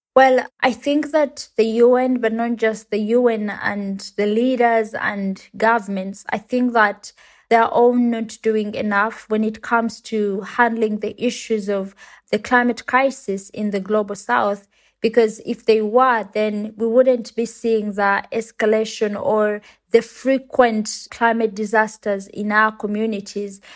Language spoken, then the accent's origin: English; Uganda; I come from Uganda and it's a country in Africa